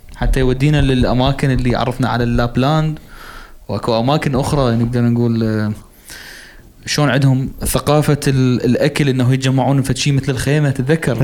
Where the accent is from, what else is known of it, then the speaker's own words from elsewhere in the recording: Iraq; إحنا كنا العراقيين الوحيدين